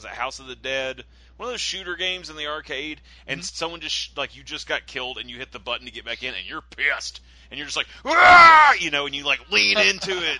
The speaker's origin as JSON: {"language": "English", "town": "Alexandria", "country": "United States", "said": "I'm from Alexandria, where there's Mount Zion, the church"}